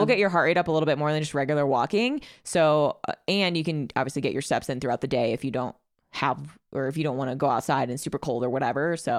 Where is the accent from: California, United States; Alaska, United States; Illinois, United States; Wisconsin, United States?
Illinois, United States; Chicago; I'm from Chicago, so I walk